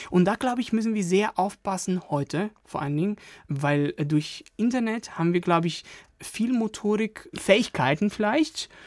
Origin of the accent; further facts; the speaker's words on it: Turin, Piedmont, Italy; now in Germany; Aus Turin.